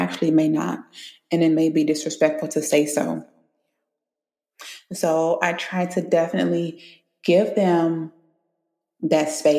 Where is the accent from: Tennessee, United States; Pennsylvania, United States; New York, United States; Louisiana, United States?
Louisiana, United States; Baton Rouge; moved away as an adult; also born or lived in Florida / California; I'm from Baton Rouge